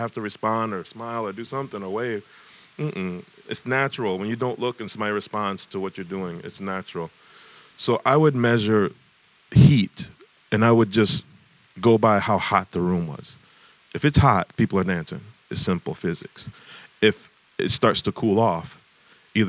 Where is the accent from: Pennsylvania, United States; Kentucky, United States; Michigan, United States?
Michigan, United States; Detroit; growing up in Detroit